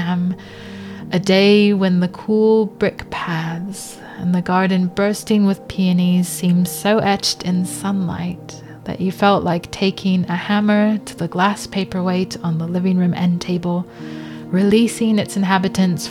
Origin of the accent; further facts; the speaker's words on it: Los Angeles, California, United States; when I was growing up in Los Angeles